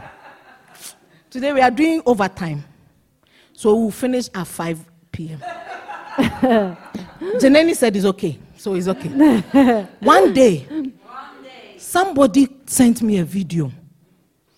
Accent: Ghana; accent: Ghanaian English; I'm speaking Ghanaian English

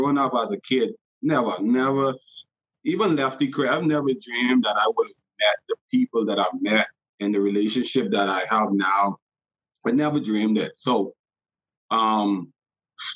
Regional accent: Bahamas; I grew up in the Bahamas and I fished all the time

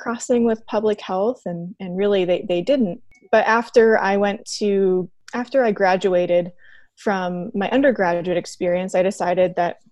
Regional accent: Iowa City, Iowa, United States; I'm originally from Iowa City

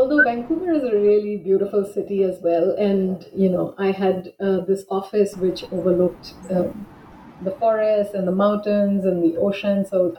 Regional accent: Bangalore, Karnataka, India; also born or lived in New Delhi; And I grew up in Bangalore and did my undergraduate in English, and then pursued an MA and MPhil in English in Jawaharlal Nehru University in New Delhi.

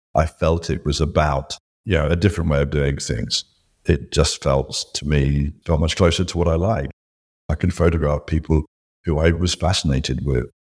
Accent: United Kingdom; growing up in Britain

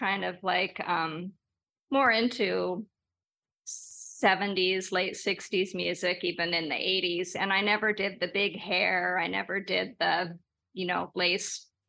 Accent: Los Angeles, California, United States; growing up in Los Angeles

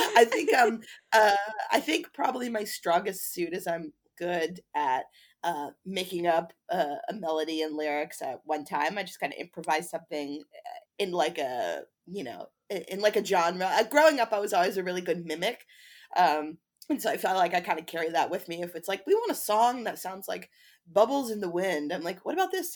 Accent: Chapel Hill, North Carolina, United States; moved away; I'm originally from Chapel Hill, North Carolina

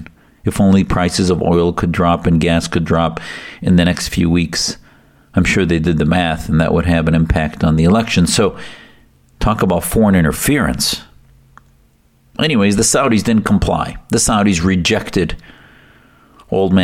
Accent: United States; as American Muslims

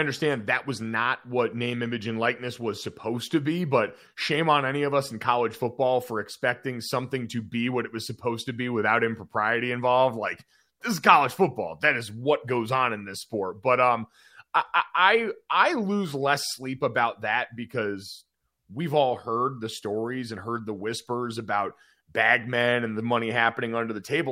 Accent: Northeast, United States; I grew up playing lacrosse in the Northeast.

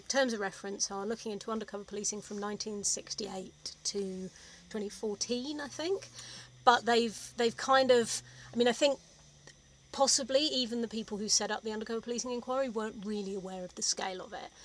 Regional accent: London, United Kingdom; also born or lived in Oxford; I grew up in South London, went to state school and then to Oxford University

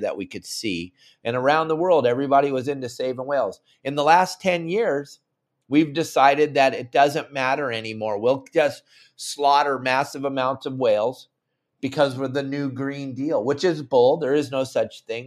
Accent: Southern California, United States; moved away; when I was a young man growing up in Southern California

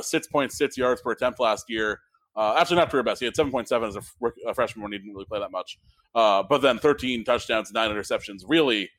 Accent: Connecticut, United States; moved away; I grabbed some Connecticut stuff while I was in my hometown for my birthday weekend

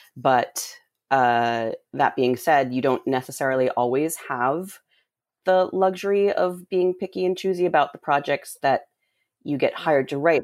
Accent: Rhode Island, United States; I grew up in Rhode Island.

